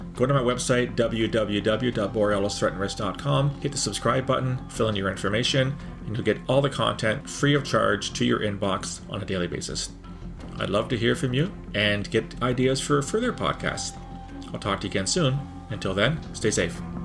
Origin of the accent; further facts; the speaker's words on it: Canada; as a Canadian